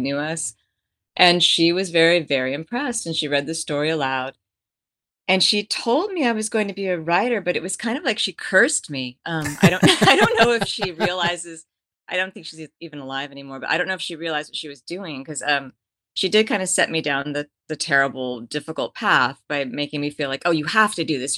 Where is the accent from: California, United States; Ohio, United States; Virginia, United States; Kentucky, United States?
California, United States; Bay Area; moved away; also born or lived in Texas / France / Russia; I grew up in the Bay Area in a blue collar family